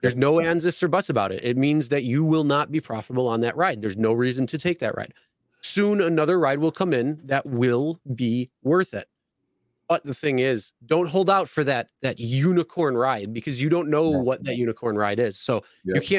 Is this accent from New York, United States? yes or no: yes; Buffalo, New York, United States; I'm from Buffalo